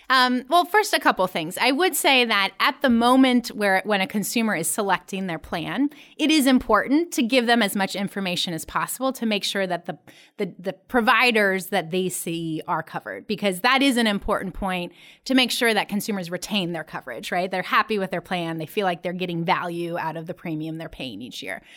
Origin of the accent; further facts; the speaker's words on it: Columbus, Ohio, United States; my hometown, Columbus, Ohio